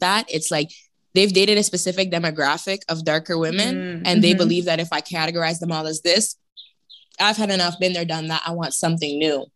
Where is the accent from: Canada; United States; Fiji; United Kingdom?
Canada; Toronto, Ontario; I grew up in Toronto